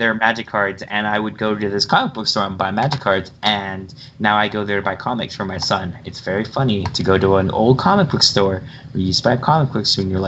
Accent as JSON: {"language": "English", "area": "Orange County", "region": "California", "country": "United States", "tie": "born or raised there", "said": "I moved back to my hometown where I was born. Like, I literally live a walking distance from my like childhood home or trailer"}